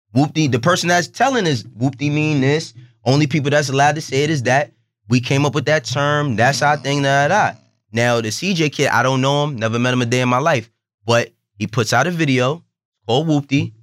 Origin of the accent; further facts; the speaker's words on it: New York, United States; I, am born and raised in New York.